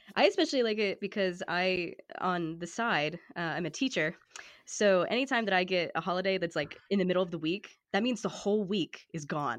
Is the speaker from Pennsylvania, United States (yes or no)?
yes; Johnstown, Pennsylvania, United States; I'm from Western Pennsylvania. I've lived here my entire life